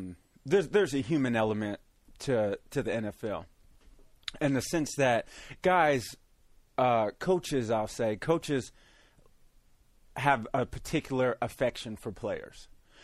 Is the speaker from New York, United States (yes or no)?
no; Missouri, United States; I grew up in Missouri.